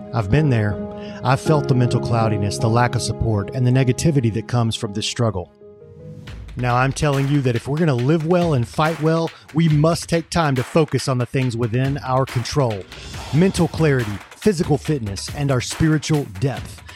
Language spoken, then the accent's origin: English; United States; I'm a Christian, I'm an American, I'm a man, and I'm a patriot.